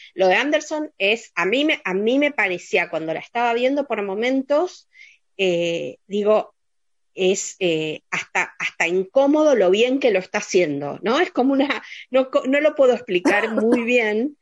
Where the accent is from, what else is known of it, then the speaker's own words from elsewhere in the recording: Argentina; nosotros como espectadores argentinos